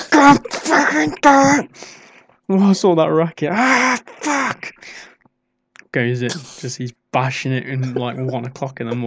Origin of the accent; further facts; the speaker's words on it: Ireland; I know exactly what I'm doing. I'm Irish.